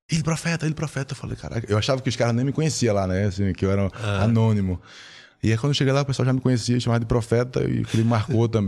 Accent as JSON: {"language": "Portuguese", "town": "Recife", "region": "Pernambuco", "country": "Brazil", "lives_now": "São Paulo, Brazil", "said": "eu estava aqui em São Paulo, né? vim de Recife, estava em São Paulo."}